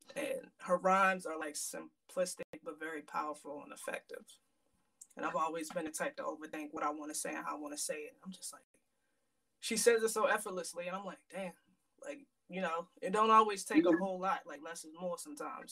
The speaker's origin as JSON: {"language": "English", "town": "Aberdeen", "region": "Maryland", "country": "United States", "tie": "born or raised there", "also_born_or_lived": "Hampton, Virginia", "said": "i was born in hampton virginia and i moved I'm, i moved up to maryland i'm from well technically aberdeen maryland i've been here since i was like eight years old"}